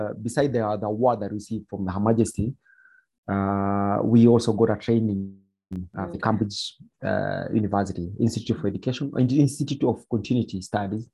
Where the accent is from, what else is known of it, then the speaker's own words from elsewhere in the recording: Nairobi, Kenya; also born or lived in Nyeri; growing up in Mathare Slum